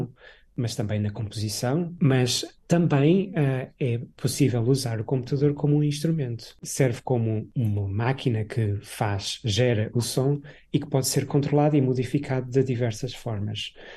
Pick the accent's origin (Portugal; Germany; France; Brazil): Portugal; moved away as an adult; a vila onde eu, onde eu, onde eu cresci, no, no interior